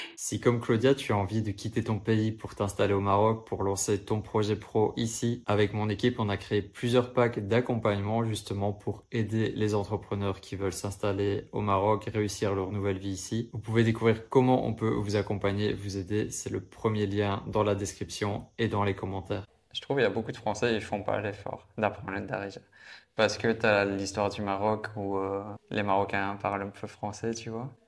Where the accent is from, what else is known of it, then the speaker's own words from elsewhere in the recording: Belgium; je viens de Belgique